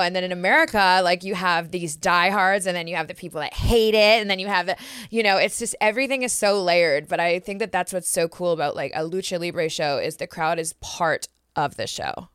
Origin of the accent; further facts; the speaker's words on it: Canada; moved away as an adult; also born or lived in Mexico City, Mexico; being Canadian